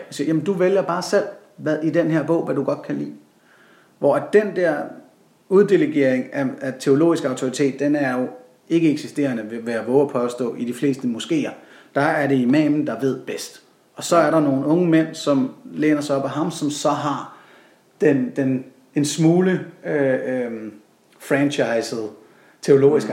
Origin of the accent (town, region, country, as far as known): Denmark